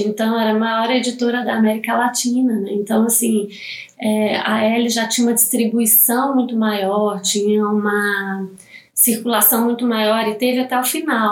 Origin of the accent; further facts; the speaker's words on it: Minas Gerais, Brazil; now in São Paulo, Brazil; eu sou mineira, né? Não sou de, de São Paulo, eu sou de, de Minas